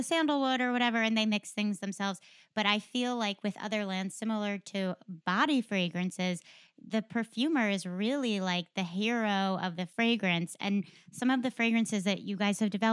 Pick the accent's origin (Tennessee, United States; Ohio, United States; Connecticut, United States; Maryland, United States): Connecticut, United States; now in Texas, United States; I grew up in Connecticut